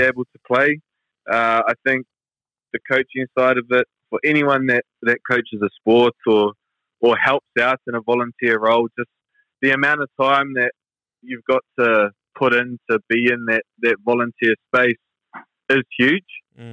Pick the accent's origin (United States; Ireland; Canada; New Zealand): New Zealand; growing up in New Zealand